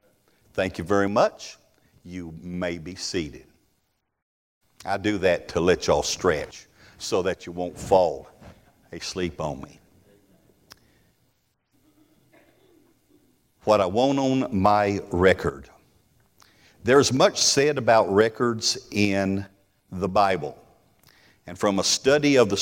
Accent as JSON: {"language": "English", "region": "Texas", "country": "United States", "said": "I'm from the South. Could y'all tell? I'm from Texas."}